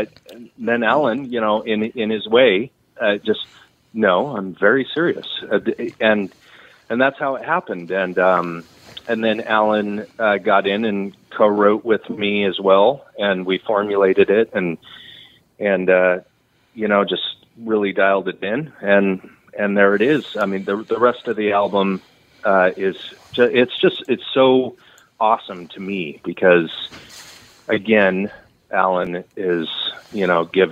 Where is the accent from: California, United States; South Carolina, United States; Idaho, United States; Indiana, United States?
California, United States; Redding; also born or lived in Texas / Nashville; I grew up in Redding